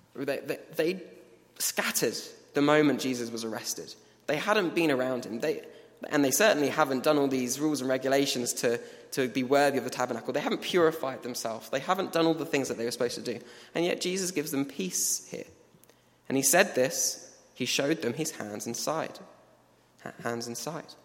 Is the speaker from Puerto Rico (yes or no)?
no; England, United Kingdom; We, we are from England.